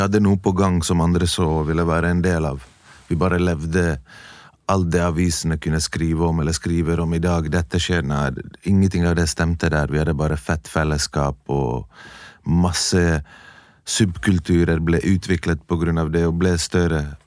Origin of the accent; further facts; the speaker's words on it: Bergen, Vestland, Norway; also born or lived in Bosnia; Jeg er fra Bergen